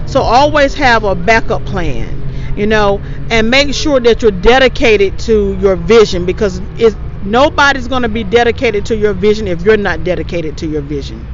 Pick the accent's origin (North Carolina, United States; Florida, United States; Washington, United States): North Carolina, United States; East Coast of; I grew up on the East Coast